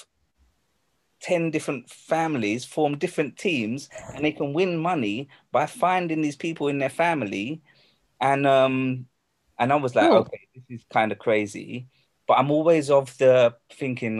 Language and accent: English; London, United Kingdom; I'm from London, you know. But, my roots is that, my mum is Singaporean. I'm not sure about my father. But I'm from London.